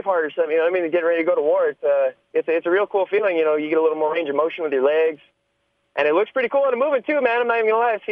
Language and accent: English; New Mexico, United States; out here in my hometown